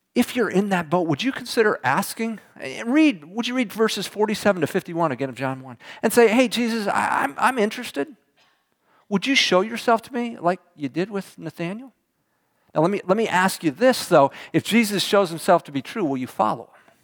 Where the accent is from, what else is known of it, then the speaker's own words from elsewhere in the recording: Houston, Texas, United States; I was from Houston